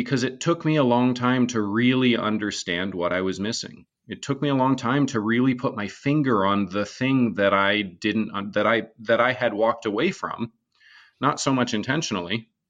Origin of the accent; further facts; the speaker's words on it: Vermont, United States; So I grew up in Northern Vermont, all the way in the middle of nowhere.